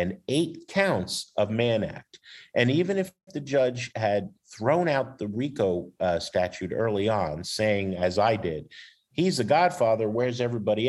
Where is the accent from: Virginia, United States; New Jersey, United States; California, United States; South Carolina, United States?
New Jersey, United States; now in Chicago, United States; I'm from Jersey